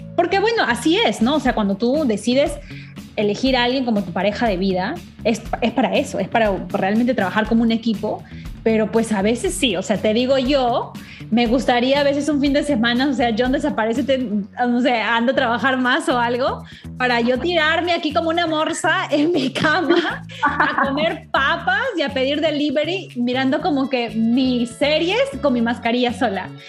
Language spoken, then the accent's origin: Spanish; Trujillo, La Libertad, Peru; las norteñas como yo, de Trujillo